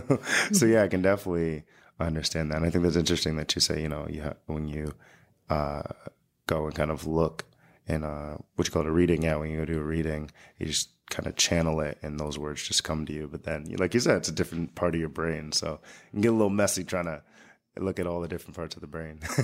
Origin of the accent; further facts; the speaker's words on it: United States; also born or lived in Long Island; as an American